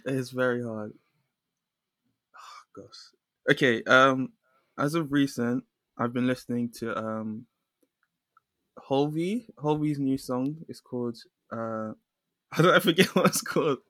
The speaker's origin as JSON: {"language": "English", "region": "London", "country": "United Kingdom", "tie": "born or raised there", "said": "I'm from London. I grew up in London."}